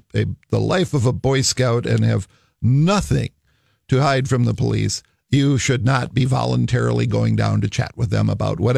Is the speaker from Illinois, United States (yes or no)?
no; Minnesota, United States; Of course I was in Minnesota. I'm a Minnesotan.